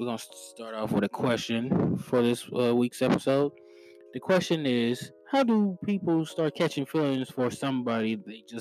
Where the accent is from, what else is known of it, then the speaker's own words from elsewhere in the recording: Missouri, United States; I'm from Missouri